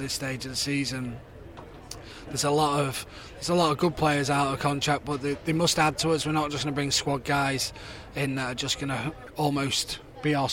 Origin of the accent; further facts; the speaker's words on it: the North of England, United Kingdom; as a Northerner